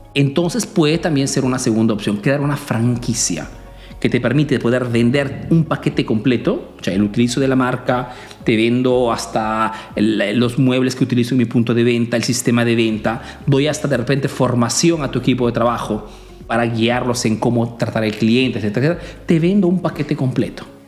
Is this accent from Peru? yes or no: yes; Peru; now in Italy